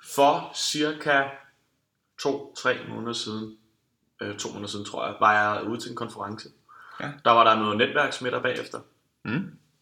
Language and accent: Danish; Denmark; vi som danskere